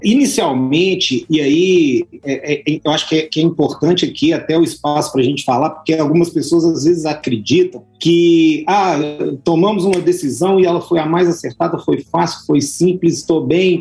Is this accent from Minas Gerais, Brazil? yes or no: yes; Belo Horizonte, Minas Gerais, Brazil; eu sou natural de Belo Horizonte